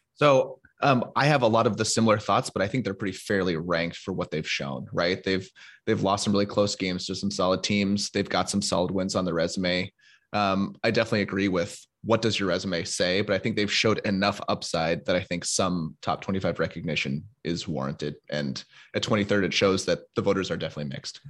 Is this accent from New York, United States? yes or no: no; Seattle, Washington, United States; moved away as an adult; also born or lived in Michigan; I was born and raised in Seattle